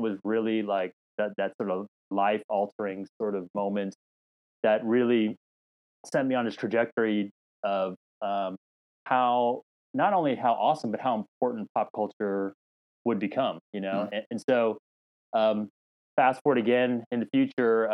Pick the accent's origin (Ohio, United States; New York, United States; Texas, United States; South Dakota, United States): Texas, United States; Dallas; I was born in Dallas, Texas. My parents immigrated here before I was from Korea a year before I was born. So I actually grew up in Texas, and that's where kind of home is for me